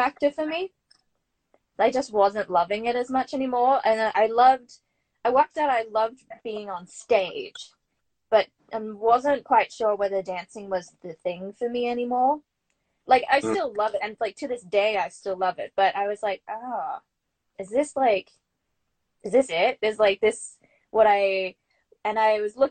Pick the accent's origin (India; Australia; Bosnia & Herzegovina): Australia; Brisbane, Queensland; moved away as an adult; also born or lived in New York City; I grew up in Brisbane